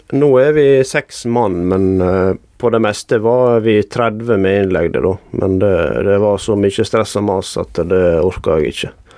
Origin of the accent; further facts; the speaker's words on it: Jølster, Vestland, Norway; moved away as an adult; now in Bergen, Norway; jeg har vokst opp i Jølster i Sogn og Fjordane